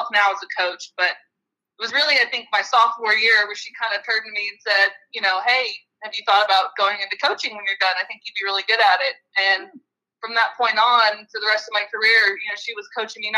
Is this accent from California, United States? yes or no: yes; California, United States; moved away as an adult; also born or lived in Oklahoma; now in Mississippi, United States; a small Division I school back home in California that was right down the road. Santa Clara University